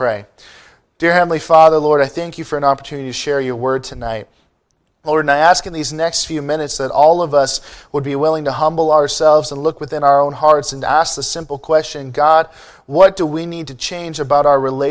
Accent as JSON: {"language": "English", "region": "Ontario", "country": "Canada", "moved": "as an adult", "lives_now": "California, United States", "said": "I am from Ontario, Canada, and I do get teased for it quite a bit. I didn't even know it was a big deal until I moved to the States for college"}